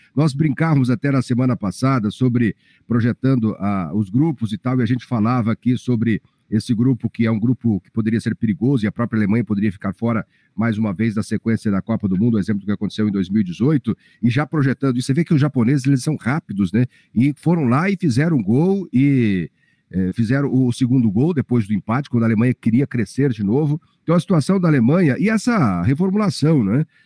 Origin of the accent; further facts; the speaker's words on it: Brazil; como brasileiro